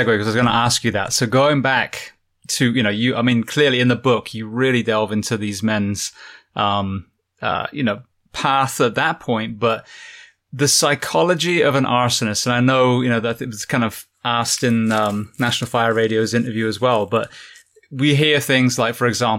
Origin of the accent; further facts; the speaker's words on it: England, United Kingdom; moved away; I've always had open fires in my house when I was growing up in England.